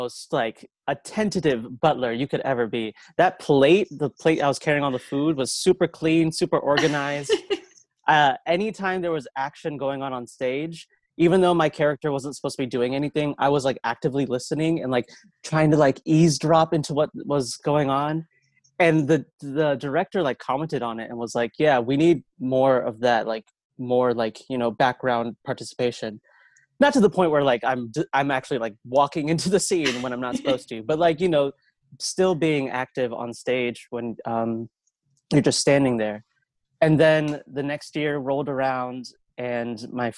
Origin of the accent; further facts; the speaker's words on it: Rock Hill, South Carolina, United States; there is a school in my hometown.